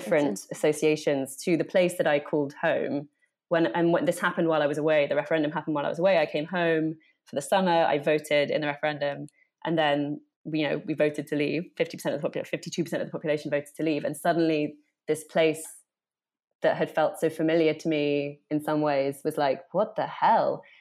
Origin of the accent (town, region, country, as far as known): Oxford, South East England, United Kingdom; moved away as an adult; also born or lived in United States; now in London, United Kingdom